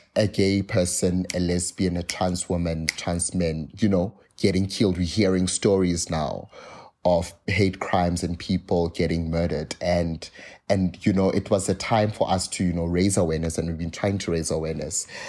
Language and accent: English; South Africa